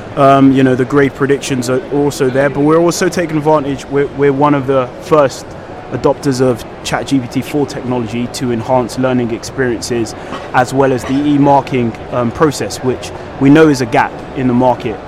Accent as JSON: {"language": "English", "region": "London", "country": "United Kingdom", "tie": "born or raised there", "said": "I'm a British-born Nigerian, um, born from um, a humble background. Um, was born and raised in West London."}